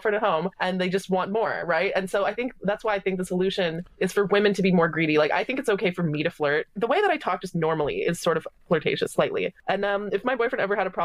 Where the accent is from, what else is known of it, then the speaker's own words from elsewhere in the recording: Canada; I'm Canadian